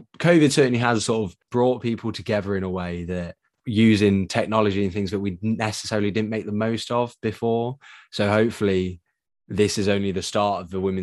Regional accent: United Kingdom; me being British

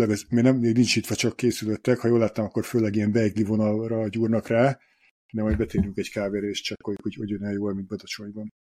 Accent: Hungary; now in Budapest, Hungary; így mind a ketten vidékről származunk, felkerültük Budapestre, és semmi bajunk nincs a vidékiekkel

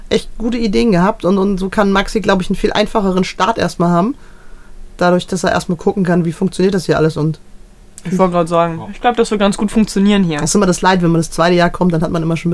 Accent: Braunschweig, Lower Saxony, Germany; born there; ich komme ja gebürtig aus Braunschweig, ne?

